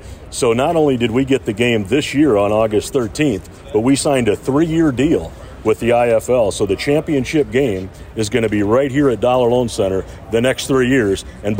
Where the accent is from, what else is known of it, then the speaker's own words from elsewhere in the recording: Sioux Falls, South Dakota, United States; now in Henderson, United States; I grew up in Sioux Falls, South Dakota